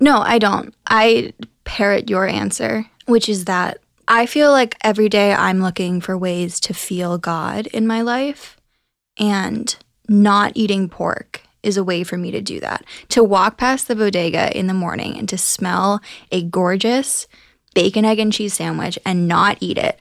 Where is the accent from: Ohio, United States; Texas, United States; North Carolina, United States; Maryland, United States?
Ohio, United States; now in New York, United States; I'm from Ohio